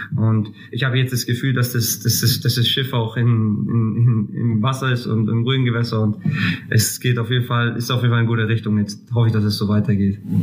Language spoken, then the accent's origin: German; Greece; also born or lived in Würzburg; now in Kaiserslautern, Germany; ich bin Grieche